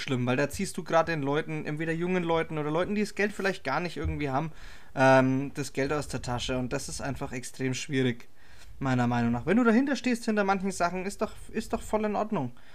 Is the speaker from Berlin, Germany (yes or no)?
no; Herzogenaurach, Bavaria, Germany; Ich als Herzogenauracher